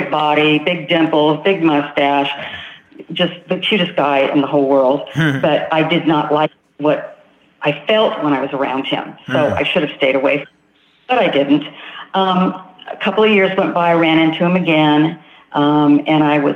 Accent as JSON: {"language": "English", "town": "Rancho Cucamonga", "region": "California", "country": "United States", "said": "I am from California, Southern California, a city called Rancho Cucamonga"}